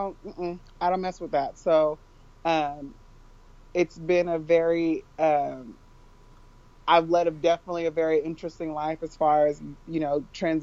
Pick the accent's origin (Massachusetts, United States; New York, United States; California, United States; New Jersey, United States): California, United States; Northern; I was born and raised in California, Northern California to be exact